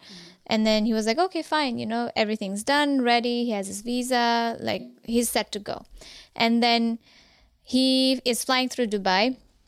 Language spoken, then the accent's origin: English; Kathmandu, Bagmati, Nepal; Even though I was born and raised in Kathmandu, mm-hmm. my parents were from Zapa.